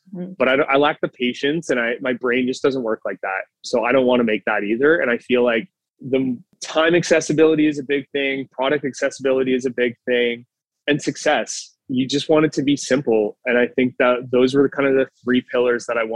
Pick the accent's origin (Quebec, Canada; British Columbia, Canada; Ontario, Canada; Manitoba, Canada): Ontario, Canada; Burlington; now in Toronto, Canada; if I'm from Burlington, doesn't have a lot of certain foods